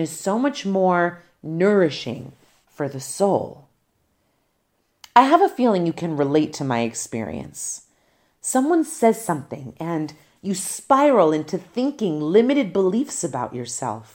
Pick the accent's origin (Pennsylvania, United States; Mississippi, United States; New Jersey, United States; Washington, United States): New Jersey, United States; When I returned to my hometown in New Jersey